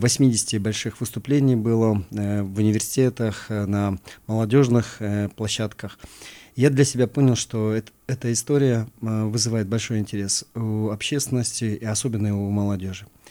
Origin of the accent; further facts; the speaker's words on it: Oibulak, Issyk-Kul Region, Kyrgyzstan; я родился а, э, на Исакуле, я родился в селе Ойбулак